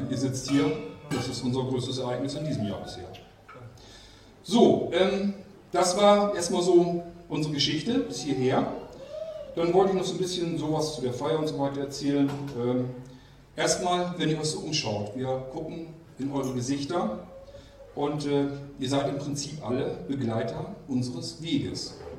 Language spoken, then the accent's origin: German; Germany; moved away as an adult; also born or lived in near Kiel, Germany; und zwar bin ich groß geworden in Barnburg und ich bin umgezogen dann nach Armsen. Das ist bei Kiel